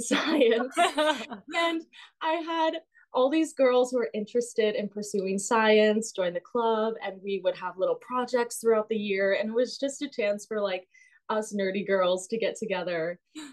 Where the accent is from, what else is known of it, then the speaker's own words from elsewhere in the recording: Simi Valley, California, United States; moved away as an adult; now in New York City, United States; I grew up in Simi Valley, which is 30 minutes north of Los Angeles in California.